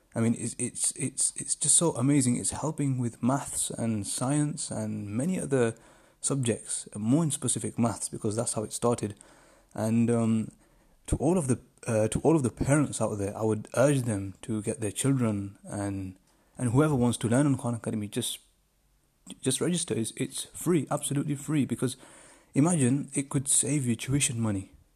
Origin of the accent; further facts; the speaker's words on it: United Kingdom; I'm from the United Kingdom